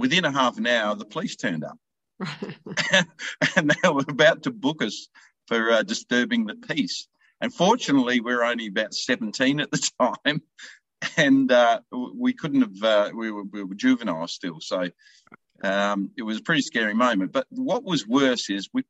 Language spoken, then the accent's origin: English; Kapunda, South Australia, Australia; my hometown, of course, in Kapunda in South Australia